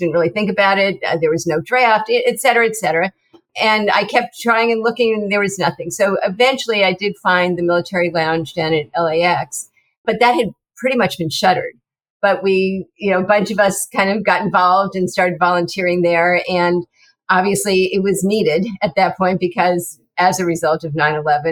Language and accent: English; New York, United States; moved away; I was from New York originally and grew up there, and my whole family